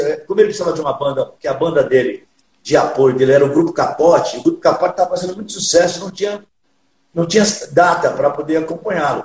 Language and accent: Portuguese; São Paulo, Brazil; also born or lived in São José do Rio Preto; Sou filho de nordestinos e piauiense, é meu pai e minha mãe pernambucana, mas já nascido e criado em São Paulo.